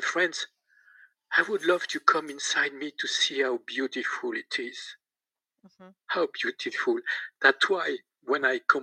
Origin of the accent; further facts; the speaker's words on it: Besançon, Bourgogne-Franche-Comté, France; accent: French; English is a second language; I'm French with my accent.